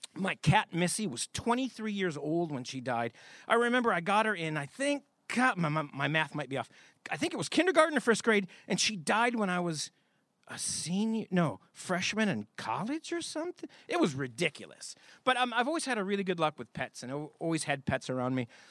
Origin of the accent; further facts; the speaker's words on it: Michigan, United States; I grew up in Michigan.